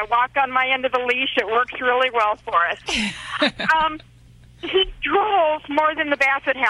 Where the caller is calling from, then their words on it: Roanoke, Virginia, United States; I'm calling from Roanoke, Virginia.